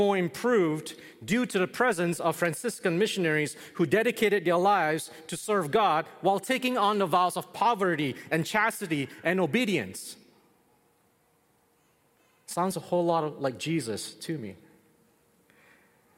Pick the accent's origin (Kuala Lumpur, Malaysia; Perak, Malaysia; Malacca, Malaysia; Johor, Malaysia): Malacca, Malaysia; moved away as an adult; also born or lived in Toronto, Canada; now in Canada; I was born and raised in Malacca, Malaysia, of Chinese, Malaysian, Portuguese, Creole descent